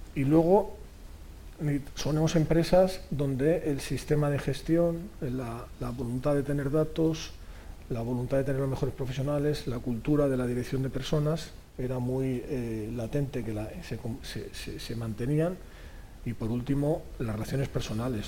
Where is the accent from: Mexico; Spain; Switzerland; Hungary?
Spain; Catalonia; soy catalán y español